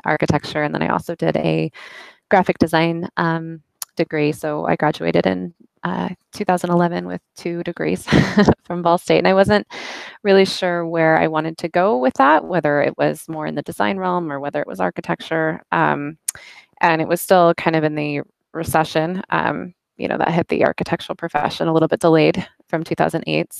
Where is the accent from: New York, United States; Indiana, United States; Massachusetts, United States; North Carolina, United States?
Indiana, United States; Carmel; I grew up in Indiana, in a town called Carmel, central Indiana